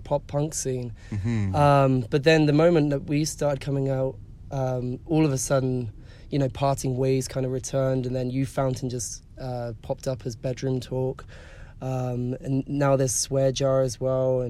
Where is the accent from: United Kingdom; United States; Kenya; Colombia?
United Kingdom; England; now in Canada; I'm from England